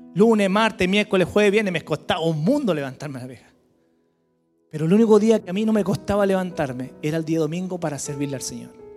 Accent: Santiago, Santiago Metropolitan Region, Chile; moved away as an adult; now in Villarrica, Chile; éramos de Santiago, siempre nacido y criado en Santiago

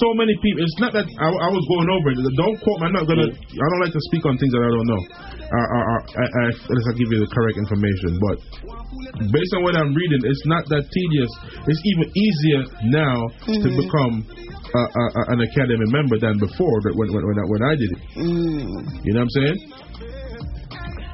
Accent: Jamaica; Us as Jamaican

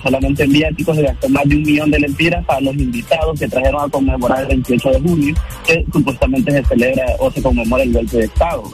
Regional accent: Honduras; soy hondureño

